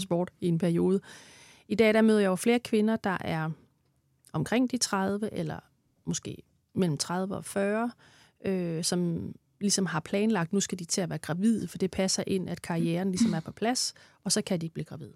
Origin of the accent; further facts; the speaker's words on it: Denmark; moved away; nu kommer jeg fra Jylland